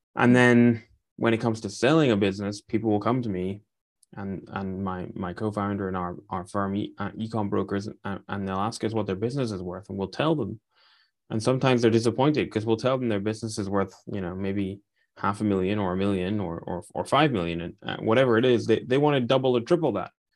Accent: Aberdeen, Scotland, United Kingdom; I'm from a city called Aberdeen, which is an oil town

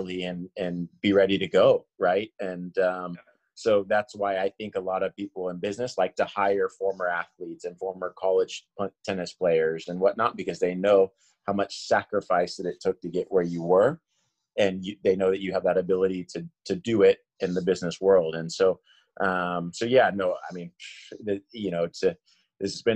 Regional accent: Kansas, United States; I grew up in Kansas.

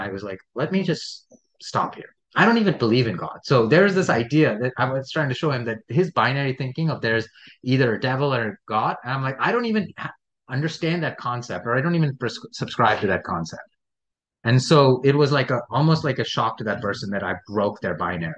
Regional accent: India; born or raised there

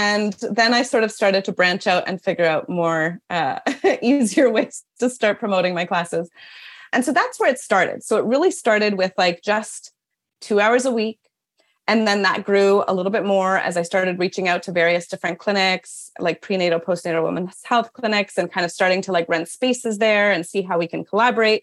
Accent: Toronto, Ontario, Canada; also born or lived in New York City; we moved back to Toronto, which is my hometown

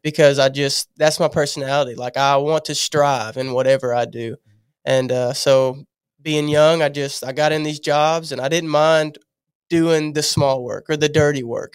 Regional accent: Louisiana, United States; moved away as an adult; I moved here, I'm from Louisiana

